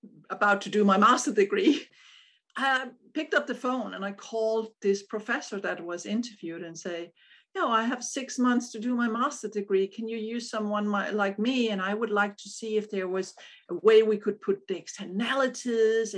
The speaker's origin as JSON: {"language": "English", "town": "Odense", "region": "Southern Denmark", "country": "Denmark", "tie": "born or raised there", "said": "born in Odense, which is the same city as Hans Christian Andersen"}